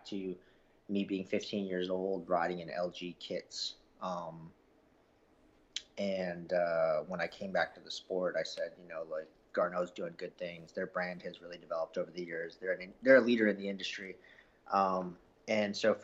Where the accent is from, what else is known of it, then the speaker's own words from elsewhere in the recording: Canada; I'm Canadian